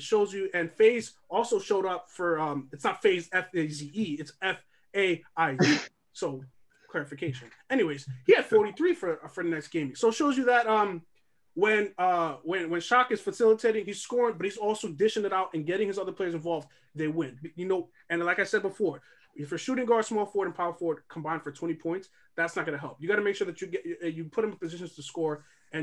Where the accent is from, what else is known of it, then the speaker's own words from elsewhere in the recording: New York, United States; We're all born and raised in New York